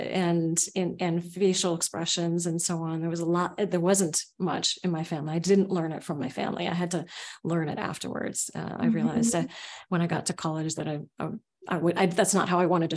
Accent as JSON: {"language": "English", "town": "Seattle", "region": "Washington", "country": "United States", "tie": "born or raised there", "also_born_or_lived": "Oakland, California", "said": "I grew up in Oakland, California, and then in Seattle, in the south part of Seattle."}